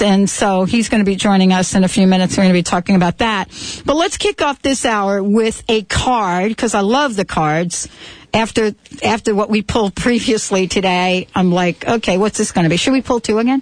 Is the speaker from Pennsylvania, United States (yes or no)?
no; New York, United States; accent: New York; my New York accent